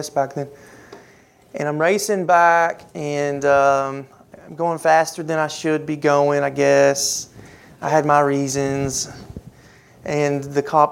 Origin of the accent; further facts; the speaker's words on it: Louisville, Kentucky, United States; moved away; my hometown up in Louisville